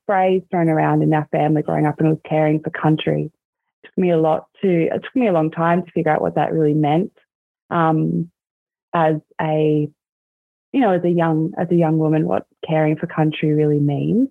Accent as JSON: {"language": "English", "town": "Corowa", "region": "New South Wales", "country": "Australia", "tie": "born or raised there", "said": "growing up in Corowa. I'm sure a lot of you are probably familiar with that little town. It's um, on the banks of the Murray River. And that's where I spent um, a lot of my childhood"}